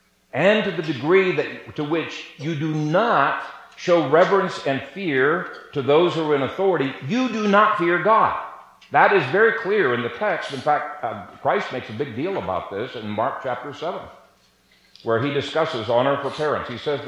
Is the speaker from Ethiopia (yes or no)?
yes; Ethiopia; I grew up in Ethiopia. My parents were missionaries there for 30 years